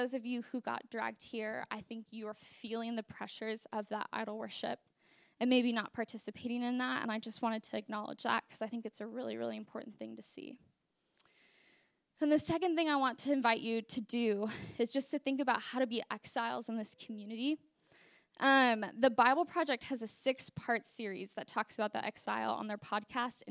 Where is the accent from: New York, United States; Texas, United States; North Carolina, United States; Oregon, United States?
Oregon, United States; Portland; now in Princeton, United States; I'm from Portland, Oregon, and in Portland, our idol is just straight hedonism